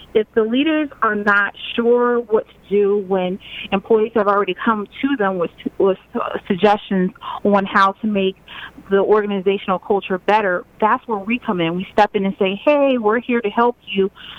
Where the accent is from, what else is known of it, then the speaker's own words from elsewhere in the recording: Germany; also born or lived in Virginia, United States; just say I grew up as a military brat. I traveled all over the world because my father was in the Army. I grew up mostly in Germany, and then he settled in Virginia.